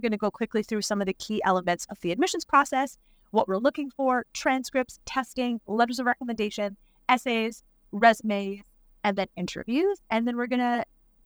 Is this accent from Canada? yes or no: yes; Canada; moved away; I'm Canadian